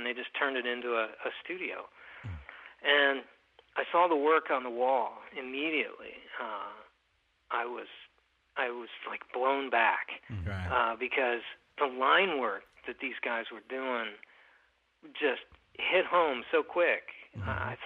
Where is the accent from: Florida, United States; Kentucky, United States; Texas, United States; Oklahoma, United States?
Kentucky, United States; moved away as an adult; also born or lived in Minneapolis, Minnesota / Waterloo, Iowa; I grew up in Kentucky